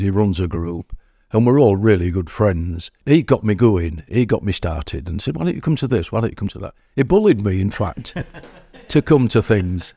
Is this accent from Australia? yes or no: no; Hull, Yorkshire and the Humber, United Kingdom; moved away as an adult; also born or lived in Driffield, East Yorkshire; now in Keighley, United Kingdom; I'm not from Keighley, I'm from Hull, and I lived in Driffield in East Yorkshire